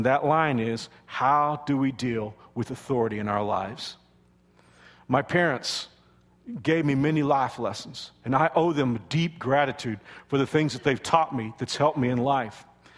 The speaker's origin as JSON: {"language": "English", "region": "the South", "country": "United States", "said": "And I know that I'm from the South, and this isn't common today. It's not even part of our culture. But my parents taught me to say sir and ma'am."}